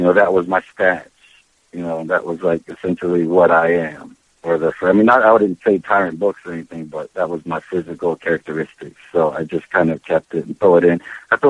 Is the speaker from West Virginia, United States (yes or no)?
yes; Charleston, West Virginia, United States; now in New York City, United States; I was raised in West Virginia